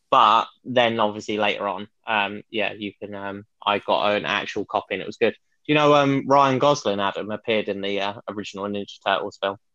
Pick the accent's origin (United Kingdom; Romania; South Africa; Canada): United Kingdom; Watford, East of England; Watford, a very small, um, quite um, interesting town near London.